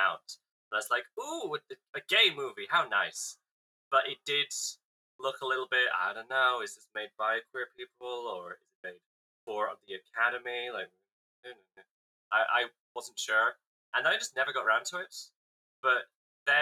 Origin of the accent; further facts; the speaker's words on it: United Kingdom; I'm British